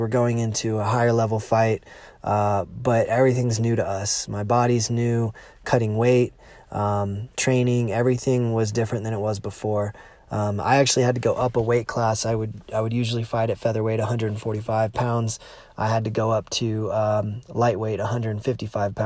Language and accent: English; United States; Lake Tahoe in my hometown